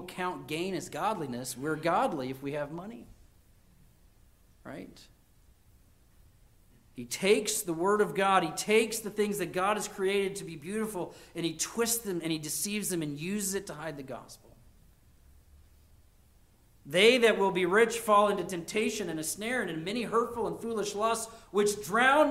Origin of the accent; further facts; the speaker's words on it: United States; as an American